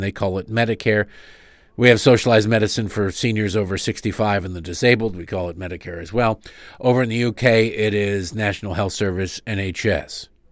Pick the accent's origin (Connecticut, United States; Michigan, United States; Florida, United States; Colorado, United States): Michigan, United States; I grew up in Michigan